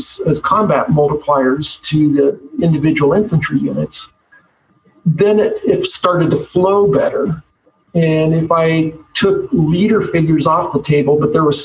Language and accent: English; Eastern Colorado, United States; I'm from Eastern Colorado. It's pretty flat